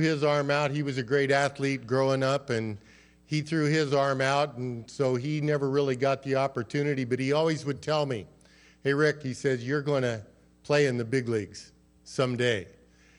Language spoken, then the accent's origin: English; Colorado, United States; I grew up out in Colorado